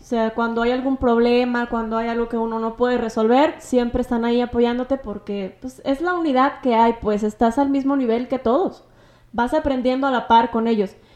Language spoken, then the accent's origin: Spanish; Tepehuaje, Jalisco, Mexico; aquí del pueblo de, de Tepehuaje, que es de donde soy yo